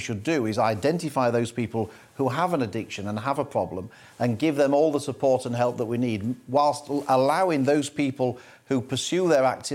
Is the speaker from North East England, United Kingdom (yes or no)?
no; Doncaster, Yorkshire and the Humber, United Kingdom; my mum was a bookmaker when I was growing up in Doncaster